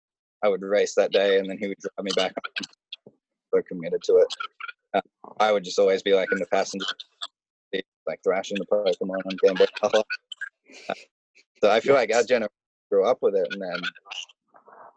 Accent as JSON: {"language": "English", "country": "Australia", "said": "as an Australian, I would never like swear in front of my parents"}